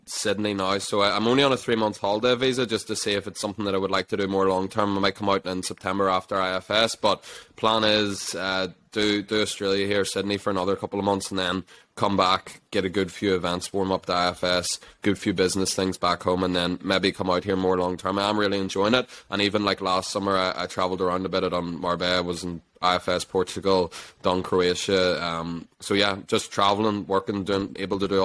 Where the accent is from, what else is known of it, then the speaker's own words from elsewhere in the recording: Ireland; We're all Irish people.